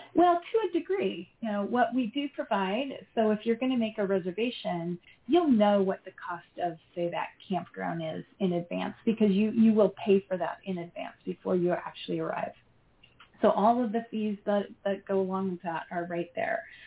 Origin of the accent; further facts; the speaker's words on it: Idaho, United States; moved away as an adult; I'm actually from Idaho. Yeah, I was born and raised. I've lived in a few other places along the way, but just came back home